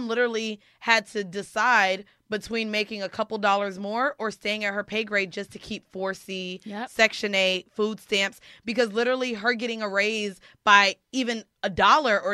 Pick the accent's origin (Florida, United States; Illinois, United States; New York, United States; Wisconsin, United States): Florida, United States; I'm from Florida and we say hunching